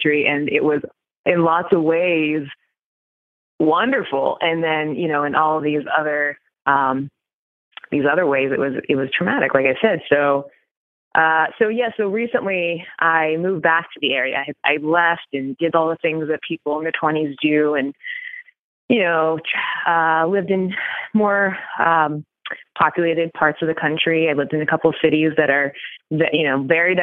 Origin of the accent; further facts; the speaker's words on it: Appalachia, United States; I grew up in that area and, you know, I am a Black woman growing up in Appalachia